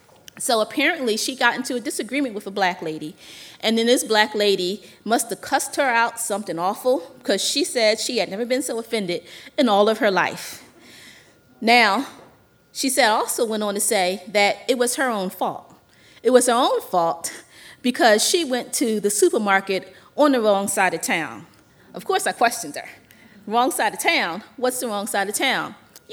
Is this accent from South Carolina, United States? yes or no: no; Philadelphia, Pennsylvania, United States; moved away; I'm from Philly.